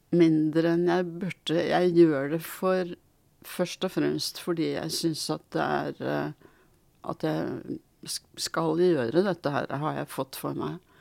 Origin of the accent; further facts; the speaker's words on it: Norway; also born or lived in Sweden; født i Sverige og kom hit som åtteåring